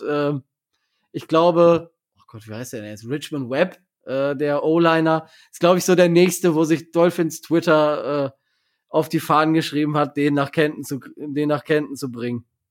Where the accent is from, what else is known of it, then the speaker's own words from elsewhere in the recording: Germany; als Deutscher